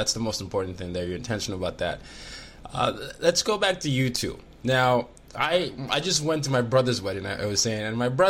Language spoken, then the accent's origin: English; Lagos, Nigeria; moved away; I'm from Lagos. My dad will always say, you're from Ogun State, Abeokuta, but I claim Lagos. I was born there. That's where I live most of my elementary school life.